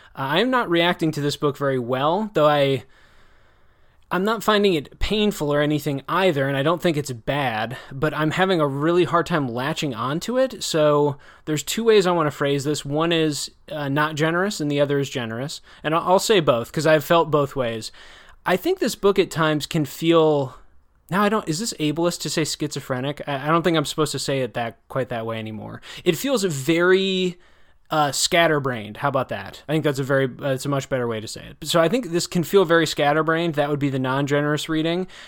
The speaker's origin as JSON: {"language": "English", "region": "Wisconsin", "country": "United States", "tie": "born or raised there", "said": "I'm from Wisconsin or, you know, I enjoyed growing up there"}